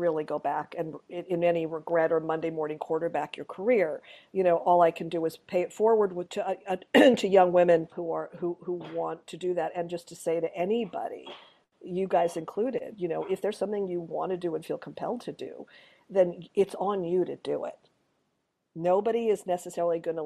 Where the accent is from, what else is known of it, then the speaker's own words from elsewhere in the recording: Montreal, Quebec, Canada; I grew up in Montreal